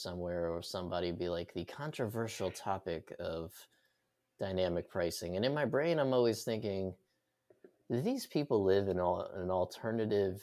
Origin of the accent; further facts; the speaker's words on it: New York, United States; I grew up in New York